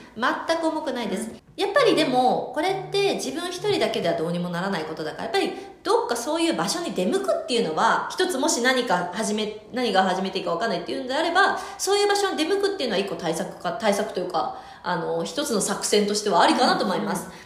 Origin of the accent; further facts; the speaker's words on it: Hokkaido, Japan; 私はねあの北海道出身ですが